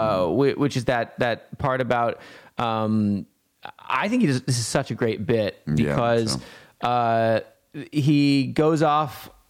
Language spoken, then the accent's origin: English; Montana, United States; I grew up in Montana, like really close to the reservations